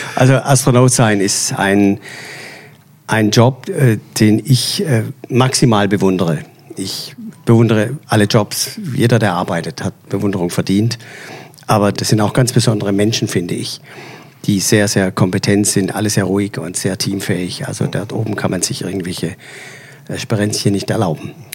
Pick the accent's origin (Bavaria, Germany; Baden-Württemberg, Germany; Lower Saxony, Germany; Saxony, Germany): Baden-Württemberg, Germany; Swabia; als Schwabe